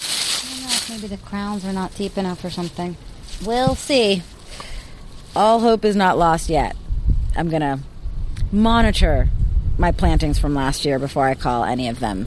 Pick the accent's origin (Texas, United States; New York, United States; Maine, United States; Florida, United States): New York, United States; Bronx; also born or lived in Queens; now in Boston, United States; I was born in Queens, raised in the South Bronx, Spanish Harlem, Lower East Side, and a little bit of Brooklyn, too. But growing up in the city, I had no idea what a garden was.